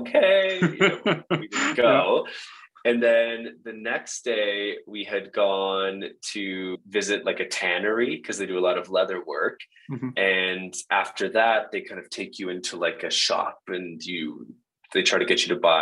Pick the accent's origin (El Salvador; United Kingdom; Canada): Canada; I was from Canada